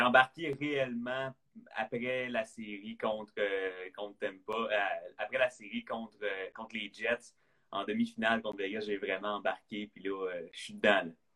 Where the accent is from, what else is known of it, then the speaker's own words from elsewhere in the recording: Quebec, Canada; On est québécois, on a grandi là-dedans